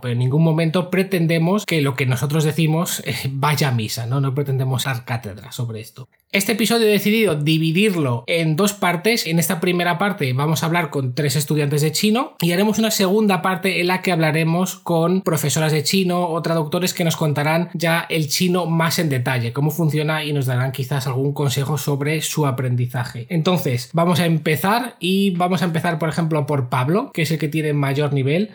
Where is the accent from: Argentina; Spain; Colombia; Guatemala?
Spain; moved away as an adult; now in China; me quiero volver a España